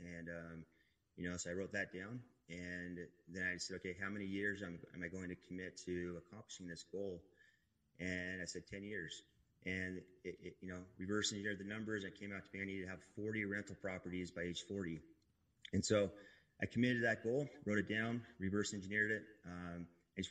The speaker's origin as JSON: {"language": "English", "town": "Manti", "region": "Utah", "country": "United States", "tie": "born or raised there", "said": "I grew up in Utah, a little town called Manti."}